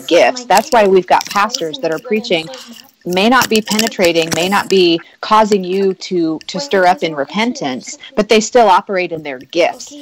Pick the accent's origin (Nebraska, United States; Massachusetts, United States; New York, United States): Nebraska, United States; I grew up in in a, in a, the heartland of America. I was practically born a Christian because it's what you do. I'm from Nebraska.